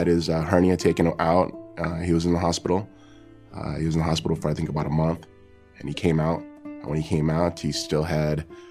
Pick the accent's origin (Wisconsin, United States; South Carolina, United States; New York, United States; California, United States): California, United States; Huntington Beach; from Huntington Beach, California